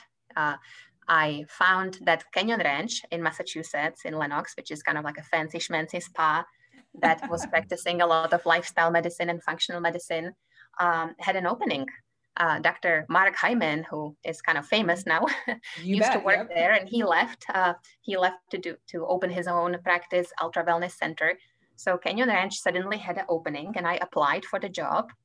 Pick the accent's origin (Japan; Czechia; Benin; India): Czechia; English is a second language; moved away as an adult; also born or lived in Prague; now in Kansas City, United States; as you can tell from my accent, I come from Czech Republic